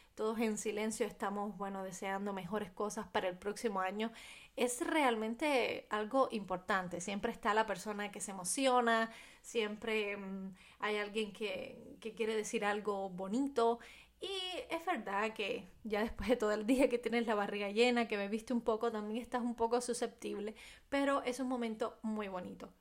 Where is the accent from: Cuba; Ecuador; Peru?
Cuba; en mi país